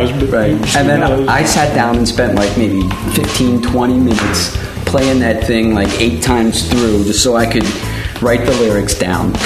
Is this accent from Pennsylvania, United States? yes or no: yes; Pittsburgh, Pennsylvania, United States; I told him I was Steelers because I'm from Pittsburgh